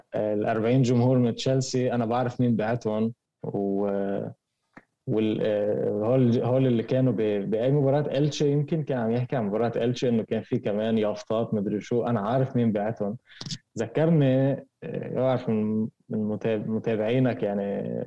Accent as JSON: {"language": "Arabic", "country": "Lebanon", "said": "عندنا بلبنان"}